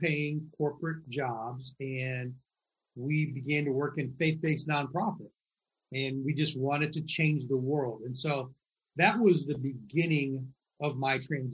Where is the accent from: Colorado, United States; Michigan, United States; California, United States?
Michigan, United States; now in New York, United States; I grew up in Michigan, only child